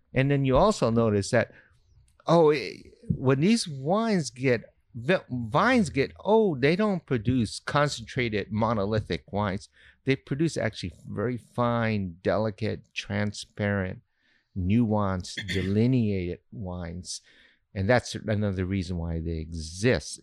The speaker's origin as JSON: {"language": "English", "town": "Honolulu", "region": "Hawaii", "country": "United States", "tie": "born or raised there", "moved": "as an adult", "lives_now": "Lodi, United States", "said": "this is all in Honolulu, which is my hometown"}